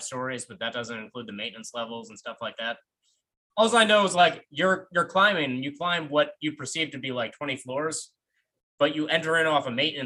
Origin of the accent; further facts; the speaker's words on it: New York, United States; moved away; I grew up in New York